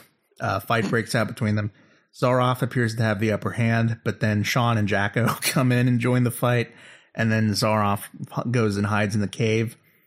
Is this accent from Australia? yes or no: no; England, United Kingdom; I mean, I'm from England.